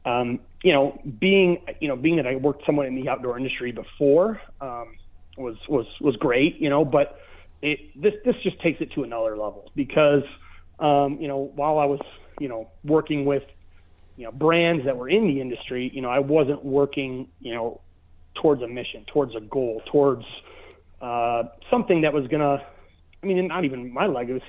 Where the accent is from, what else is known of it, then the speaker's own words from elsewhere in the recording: Michigan, United States; moved away; I'm from Michigan